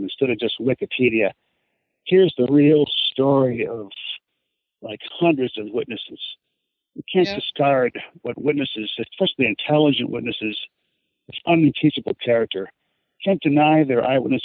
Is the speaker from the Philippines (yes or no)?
no; Ireland; I'm Irish